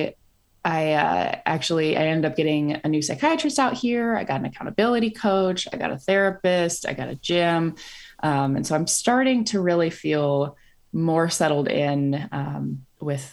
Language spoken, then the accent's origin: English; Iowa, United States; moved away as an adult; also born or lived in North Carolina; now in San Francisco, United States; I grew up in Iowa and then I went to North Carolina for grad school